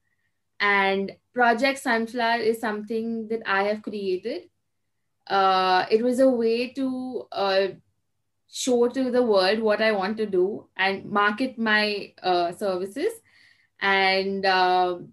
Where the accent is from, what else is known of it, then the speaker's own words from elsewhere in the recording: Kolkata, West Bengal, India; also born or lived in Mumbai; And I am from Kolkata, which is in East India.